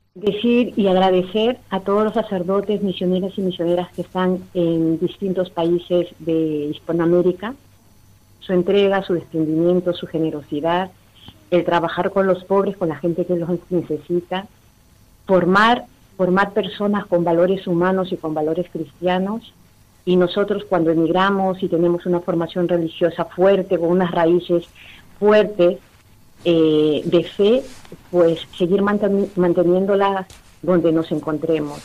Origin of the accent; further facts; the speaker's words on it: Lima, Peru; moved away; also born or lived in Callao, Peru; yo soy de Perú, de la capital de Lima. En mi infancia eh, fui educada por, en un colegio religioso, He participado, después nos mudamos al Callao